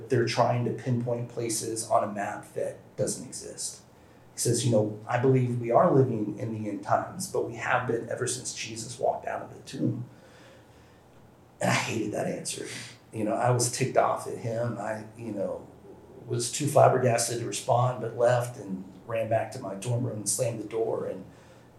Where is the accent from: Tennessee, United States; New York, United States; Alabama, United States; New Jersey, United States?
Tennessee, United States; Nashville; I born and raised in the South, Nashville, Tennessee